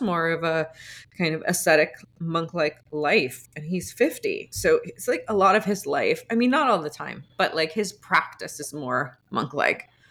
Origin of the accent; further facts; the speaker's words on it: outside of Atlanta, suburban Georgia, United States; I grew up in suburban, um, Georgia, outside of Atlanta